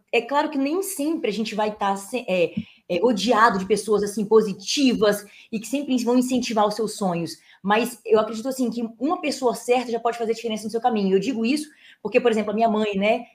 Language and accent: Portuguese; Espírito Santo, Brazil; accent: capixaba; moved away as an adult; also born or lived in Brasília; now in São Paulo, Brazil; capixaba não tem sotaque, a gente é misturado.